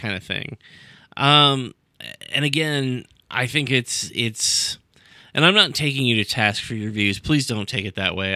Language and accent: English; United States; we're American